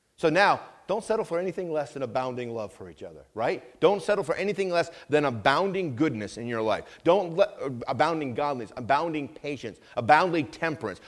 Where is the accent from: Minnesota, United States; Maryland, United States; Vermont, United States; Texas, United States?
Vermont, United States; I grew up in Vermont